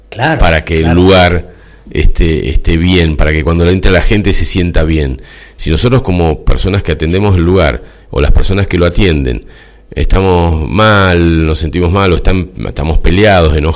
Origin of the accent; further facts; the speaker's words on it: Capilla del Monte, Córdoba, Argentina; a nuestra querida Capilla del Monte. … de Capilla del Monte.